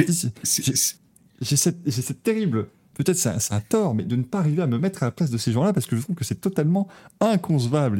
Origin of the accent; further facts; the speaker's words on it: Belgium; j'ai grandi en Belgique